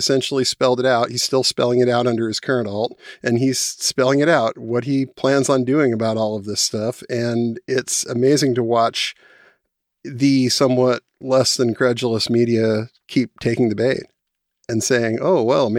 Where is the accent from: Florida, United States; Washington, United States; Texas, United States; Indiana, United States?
Washington, United States; I'm from Washington State. I live in the west side, Seattle area.